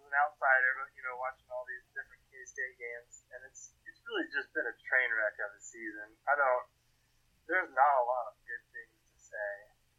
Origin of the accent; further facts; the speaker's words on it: South Carolina, United States; now in Manhattan, Kansas, United States; I'm from South Carolina originally